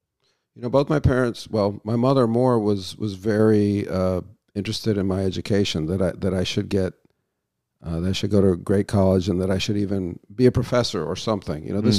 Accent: United Kingdom; And I think that's a function of being British, you know.

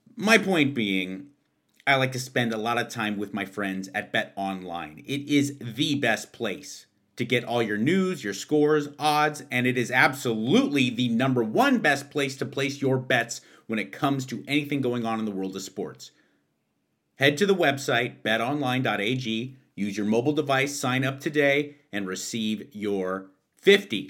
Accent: Pasadena, California, United States; my hometown of Pasadena, California

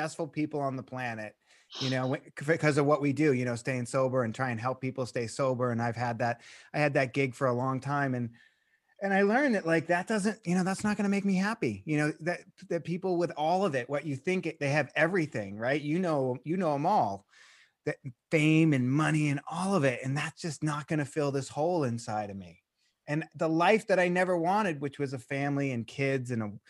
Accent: Boston, Massachusetts, United States; I grew up in Boston and I used to go to Nick's Comedy Store

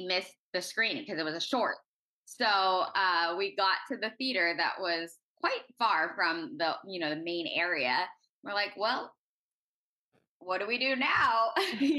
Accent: Orange County, California, United States; I'm originally from Orange County, California. I went to an arts high school growing up

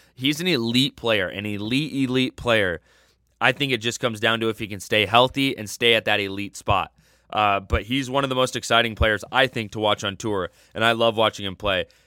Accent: United States; as an American

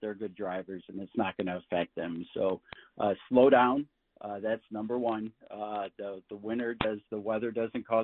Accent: Michigan, United States

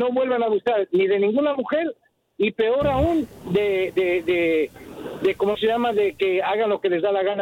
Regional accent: Ecuador; now in Chicago, United States; A mí me da vergüenza como ecuatoriano.

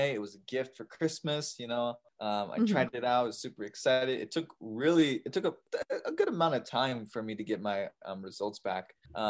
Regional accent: Seattle, Washington, United States; also born or lived in Taiyuan, China; as you heard. I'm adopted from China. I was adopted at just 6 years old. And I believe the province was, I'm going to butcher the name, but Taiyuan Shanxi. And I was adopted to a loving family in Seattle

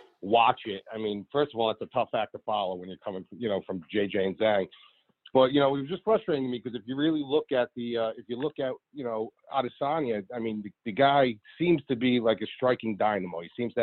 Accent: Paterson, New Jersey, United States; I'm from Jersey. Patterson, New Jersey

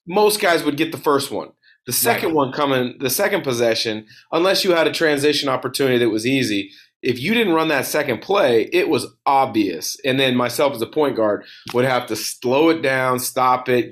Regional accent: Pacific Northwest, United States; I'm from the Northwest

